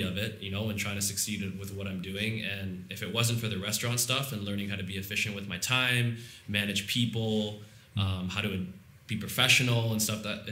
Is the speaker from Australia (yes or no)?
no; Toronto, Ontario, Canada; I'm from Toronto, Ontario.